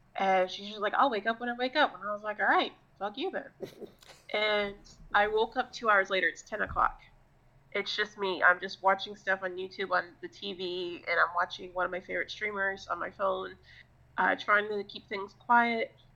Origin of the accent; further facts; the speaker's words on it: Florida, United States; I'm also from Florida